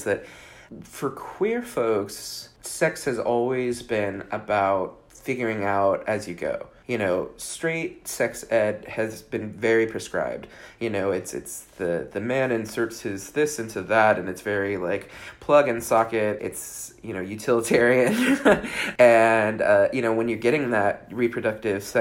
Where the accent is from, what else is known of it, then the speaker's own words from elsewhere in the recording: Bay Area, California, United States; I grew up in the Bay Area in California.